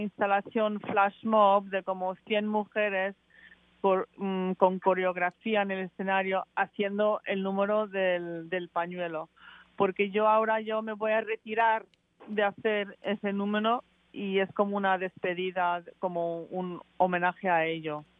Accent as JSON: {"language": "Spanish", "region": "England", "country": "United Kingdom", "tie": "born or raised there", "said": "soy inglesa y me, he criado allí"}